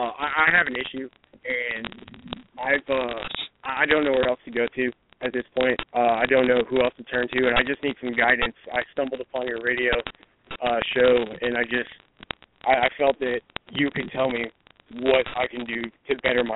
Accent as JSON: {"language": "English", "town": "Los Angeles", "region": "California", "country": "United States", "tie": "born or raised there", "moved": "yes", "lives_now": "South Carolina, United States", "said": "I'm calling from South Carolina, but I was raised in Los Angeles, California."}